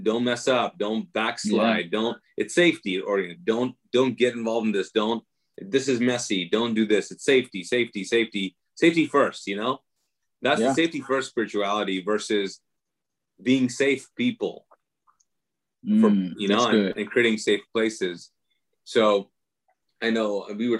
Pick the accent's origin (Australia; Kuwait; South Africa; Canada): Kuwait; moved away as an adult; growing up in Kuwait as a Muslim